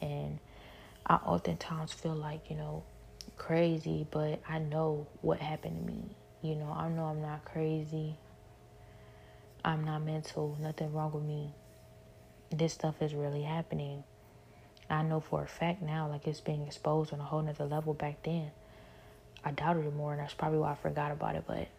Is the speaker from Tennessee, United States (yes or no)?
no; Cleveland, Ohio, United States; now in Houston, United States